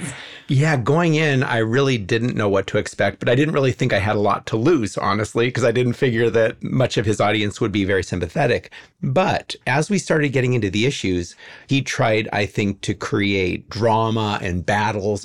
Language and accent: English; Los Angeles, California, United States; I was born in 1962 and I grew up in the Hollywood Hills